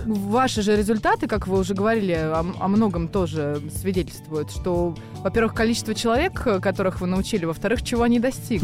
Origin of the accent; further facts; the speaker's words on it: Russia; на территории нашей страны